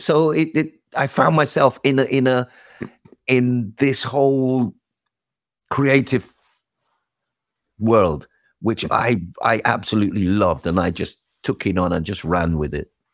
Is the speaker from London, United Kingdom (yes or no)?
yes; London, United Kingdom; also born or lived in Islington, London / Brixton, London / Ladbroke Grove, London; I grew up more more the northwest, more northwest, out of the Willesden, Harlesden, that kind of area